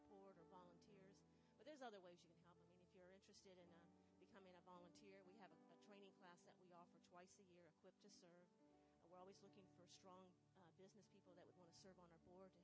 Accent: Sanford, Florida, United States; also born or lived in Germany; I'm from Sanford, Florida

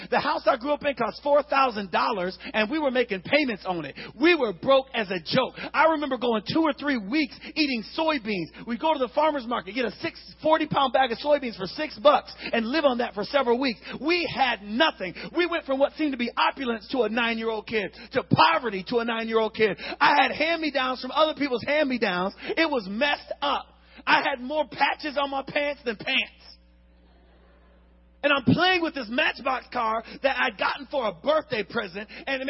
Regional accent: Wiesbaden, Hesse, Germany; born there; I was born in Wiesbaden, West Germany.

